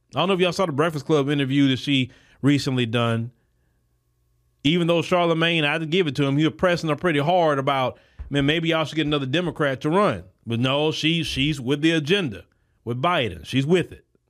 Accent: United States; I'm a citizen of the United States.

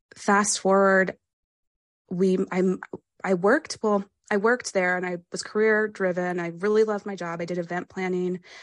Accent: Pennsylvania, United States; I grew up in Pennsylvania

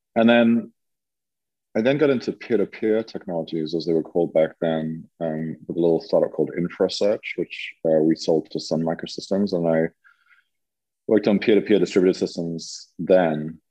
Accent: England, United Kingdom; moved away as an adult; also born or lived in San Francisco; now in Lisbon, Portugal; I am originally from England and lived in the UK until um, 1997

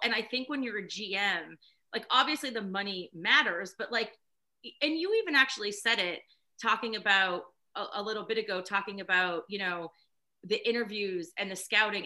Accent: near the Poconos, Pennsylvania, United States; I grew up near the Poconos

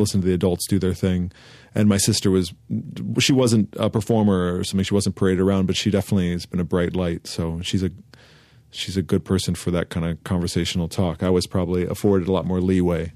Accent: Santa Monica, California, United States; Santa Monica, where I grew up on Southside Santa Monica, was very much Dogtown

